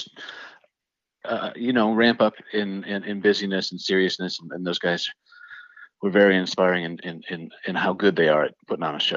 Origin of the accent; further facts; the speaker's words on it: Minnesota, United States; I'm from Minnesota